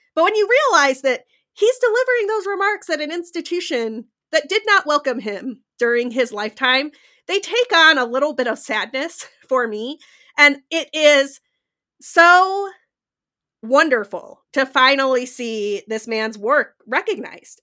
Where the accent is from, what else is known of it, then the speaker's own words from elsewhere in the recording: Utah, United States; moved away; I'm actually recording from Utah 'cause I came home to visit my family